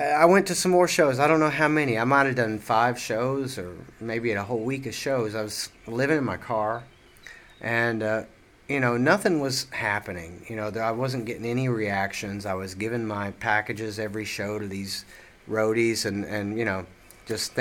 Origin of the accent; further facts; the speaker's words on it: Seymour, Tennessee, United States; moved away; I actually grew up in Seymour, you know, but that's just next to, that's in between Sevierville and Knoxville